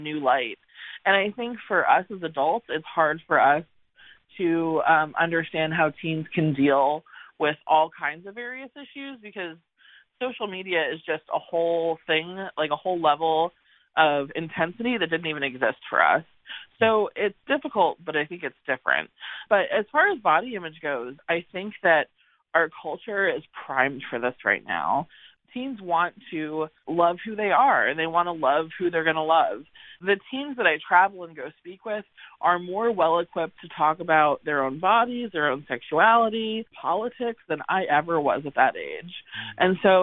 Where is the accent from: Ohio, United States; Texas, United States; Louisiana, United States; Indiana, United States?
Texas, United States; San Antonio; also born or lived in Connecticut; I'm originally from Connecticut, but as a child I moved to San Antonio